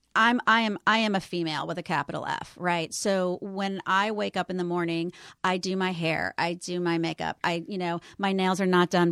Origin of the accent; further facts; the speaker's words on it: New Orleans, Louisiana, United States; moved away; I am raised in the 70s, but raised in the southern New Orleans 70s